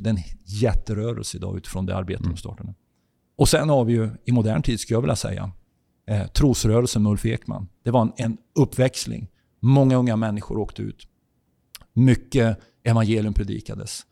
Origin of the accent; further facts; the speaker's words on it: Sweden; jag kommer från Sverige